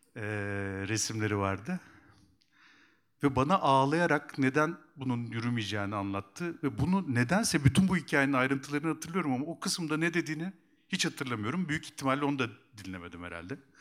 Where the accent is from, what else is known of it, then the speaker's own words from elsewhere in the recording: Kuşadası, Aydın, Turkey; also born or lived in Eskişehir; ben Kuşadalıyım